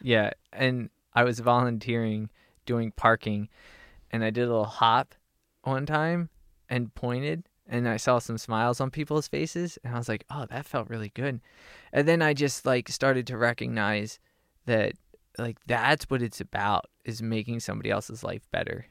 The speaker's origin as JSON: {"language": "English", "town": "Harrisburg", "region": "Pennsylvania", "country": "United States", "tie": "born or raised there", "also_born_or_lived": "Austin, Texas / Los Angeles, California / Northern California", "moved": "as an adult", "lives_now": "Nashville, United States", "said": "I grew up in Harrisburg, Pennsylvania"}